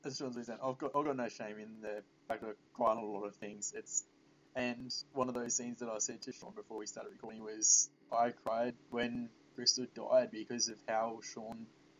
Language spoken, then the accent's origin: English; Australia; as an Australian